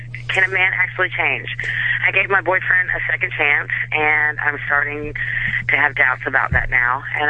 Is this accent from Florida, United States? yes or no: yes; Florida, United States; I'm up here visiting from Florida. I'm from Florida. I'm just up here visiting